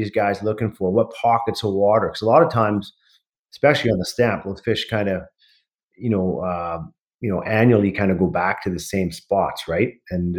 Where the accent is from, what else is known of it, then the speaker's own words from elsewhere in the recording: Pitt Meadows, British Columbia, Canada; I grew up in Pitt Meadows in the Lower Mainland